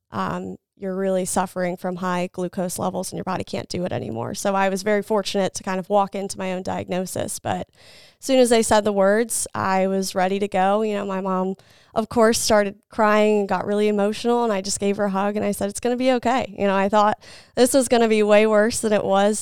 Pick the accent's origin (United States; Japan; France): United States; Salisbury, Maryland; also born or lived in Lynchburg, Virginia; I grew up in the Salisbury area